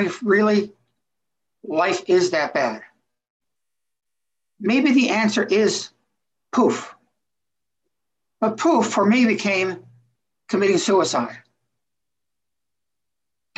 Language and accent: English; Mexico; moved away; I was raised in Mexico, so I'm a bit of three different cultures.